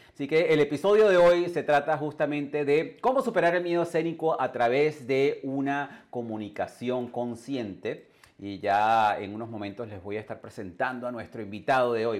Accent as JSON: {"language": "Spanish", "country": "Venezuela", "also_born_or_lived": "England / Canada / United States", "moved": "as an adult", "said": "yo salí de Venezuela hace más de 21 años, yo me desarrollé en el mundo, en el mundo anglo, yo viví en Inglaterra, yo viví en Canadá, viví en los Estados Unidos"}